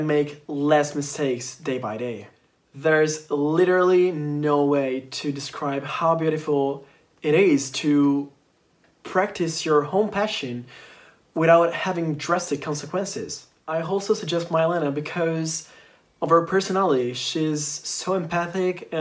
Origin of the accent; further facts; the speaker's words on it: Italy; I'm from Italy